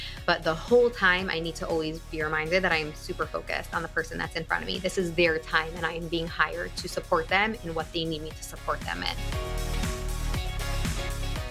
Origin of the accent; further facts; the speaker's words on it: Woodmere, New York, United States; also born or lived in Long Beach, New York; I was born and raised in Woodmere, New York, where I currently live now as well